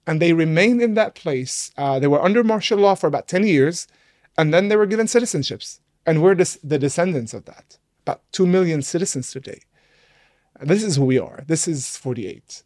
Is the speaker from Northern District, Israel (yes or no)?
yes; Nazareth, Northern District, Israel; first language Arabic; English is a second language; I grew up in Nazareth